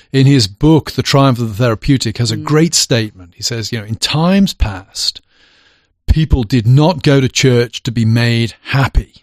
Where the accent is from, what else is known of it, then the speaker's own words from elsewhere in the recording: England, United Kingdom; moved away; now I'm English.